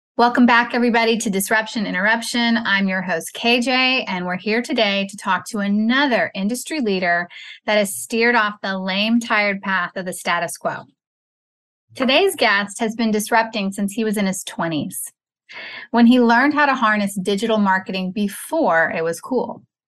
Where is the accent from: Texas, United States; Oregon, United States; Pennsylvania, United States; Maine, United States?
Texas, United States; my home state, Sugarland, Texas